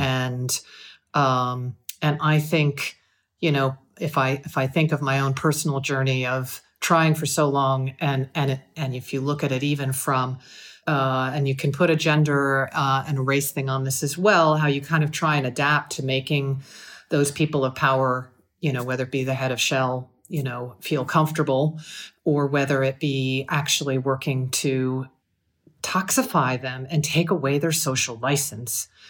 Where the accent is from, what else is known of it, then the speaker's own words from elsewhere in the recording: United States; moved away; an American citizen